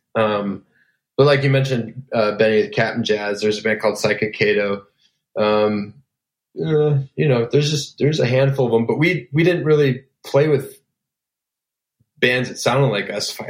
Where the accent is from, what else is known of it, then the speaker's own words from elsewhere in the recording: Elgin, Illinois, United States; I grew up in Elgin, Illinois, which is about 35 miles outside of downtown Chicago